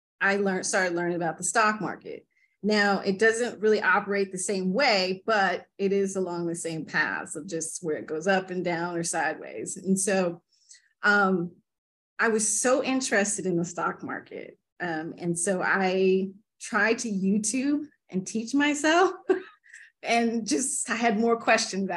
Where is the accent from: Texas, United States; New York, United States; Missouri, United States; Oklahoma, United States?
Oklahoma, United States; Tulsa; I grew up in Tulsa, Oklahoma